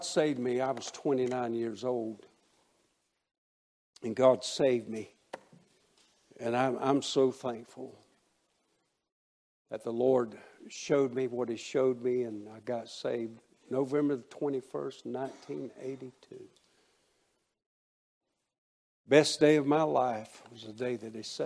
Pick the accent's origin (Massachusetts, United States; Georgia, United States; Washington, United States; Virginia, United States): Georgia, United States; Waycross; My hometown of Waycross, Georgia.